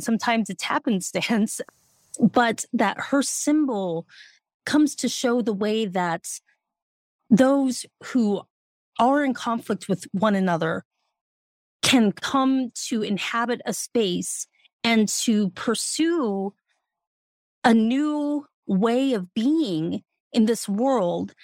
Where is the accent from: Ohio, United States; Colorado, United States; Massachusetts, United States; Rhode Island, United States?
Colorado, United States; Denver; I'm from Denver, so you can guess my allegiances